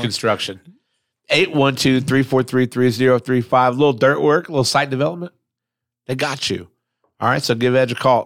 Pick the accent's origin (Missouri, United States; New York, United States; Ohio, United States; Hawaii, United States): Ohio, United States; Lincoln Village; I grew up in Lincoln Village